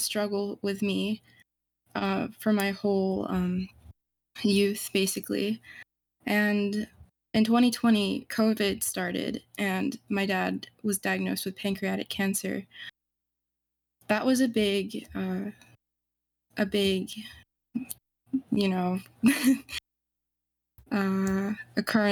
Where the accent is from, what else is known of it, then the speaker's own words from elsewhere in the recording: Southeastern United States, United States; I'm 19 and I'm from the United States Southeast.